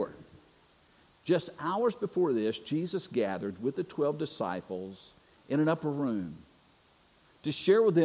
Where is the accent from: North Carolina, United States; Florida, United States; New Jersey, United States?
North Carolina, United States; moved away; I'm originally from North Carolina